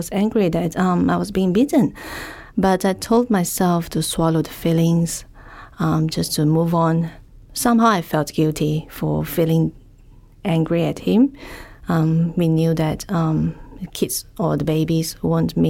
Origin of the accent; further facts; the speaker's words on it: Malaysia; now in Melbourne, Australia; I'm from Malaysia